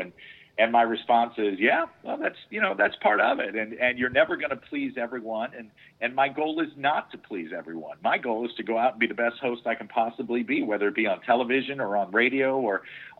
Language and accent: English; St. Louis, Missouri, United States; I grew up in St. Louis, and as a child, I used to go see a lot of shows there at the Fox